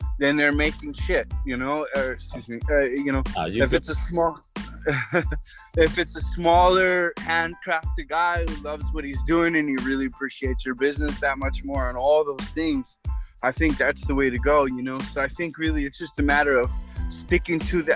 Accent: New Mexico, United States; I'm from New Mexico

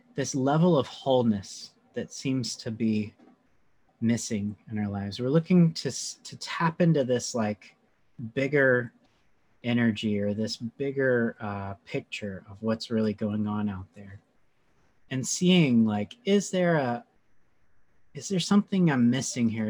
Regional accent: North Carolina, United States; accent: southern; now in New York City, United States; I'm a transplant. I'm from North Carolina originally

